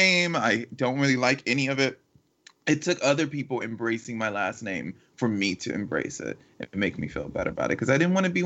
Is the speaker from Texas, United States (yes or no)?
no; Miami, Florida, United States; We're both from Miami, Florida